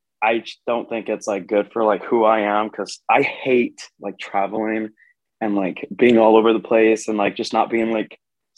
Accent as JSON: {"language": "English", "region": "Texas", "country": "United States", "said": "I'm from Texas"}